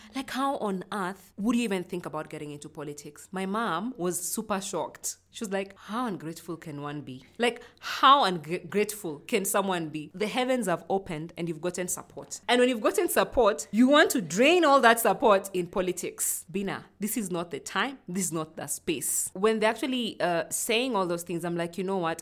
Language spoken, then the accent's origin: English; Nairobi, Kenya; also born or lived in Uganda; I grew up in, uh, Kayole. Kayole is one of the informal settlements in Nairobi